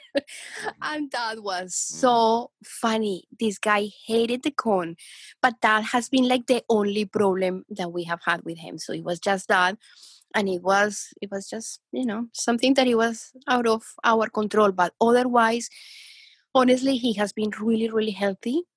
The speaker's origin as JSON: {"language": "English", "country": "Colombia", "moved": "yes", "said": "I'm from Colombia"}